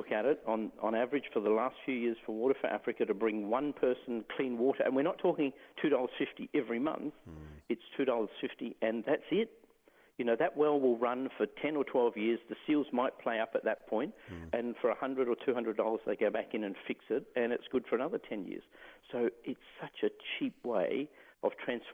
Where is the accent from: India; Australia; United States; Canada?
Australia; the Pilbara, Western Australia; I grew up in the Pilbara, so some pretty hot days.